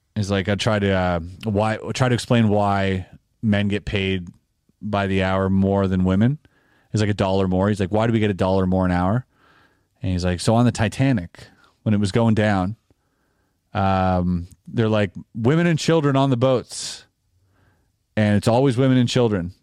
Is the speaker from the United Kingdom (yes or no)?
no; Canada; we're Canadian